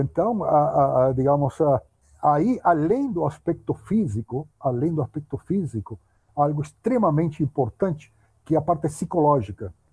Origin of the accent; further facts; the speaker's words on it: Uruguay; accent: Spanish; Portuguese is a second language; moved away as an adult; now in São Paulo, Brazil; eu morava no Uruguai, eu nasci no Uruguai, morava lá em Uruguai naquela época